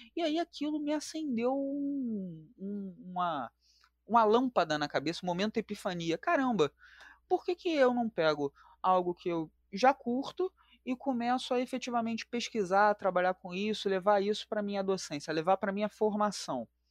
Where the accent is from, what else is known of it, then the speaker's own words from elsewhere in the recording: Rio de Janeiro, Brazil; Eu sou aqui natural da capital do Rio de Janeiro, sou do Complexo do Alemão